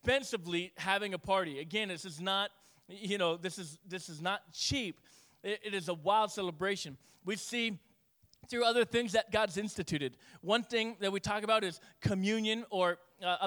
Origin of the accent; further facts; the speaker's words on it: Northeast, United States; we're Yankee and we're Northeast